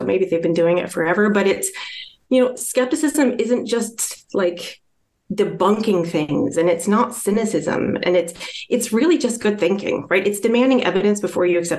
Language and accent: English; Iowa, United States; moved away as an adult; now in West Coast, United States; I actually grew up in this little town in Iowa